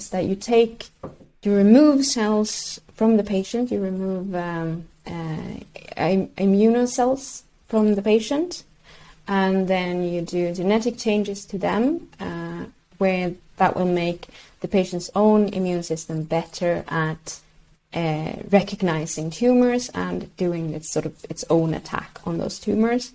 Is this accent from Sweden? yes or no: yes; Sweden; first language Swedish; English is a second language